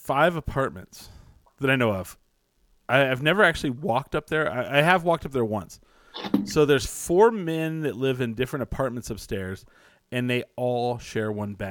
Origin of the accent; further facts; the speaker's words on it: New Mexico, United States; I'm from, you know, near Texas.